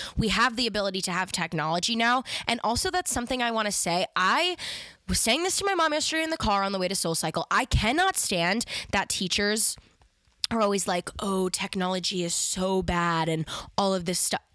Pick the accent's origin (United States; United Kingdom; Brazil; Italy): United States; Westchester, New York; I'm from Westchester